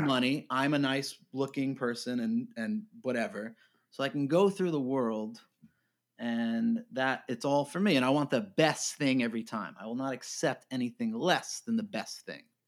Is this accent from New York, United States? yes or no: yes; New York, United States; I grew up in New York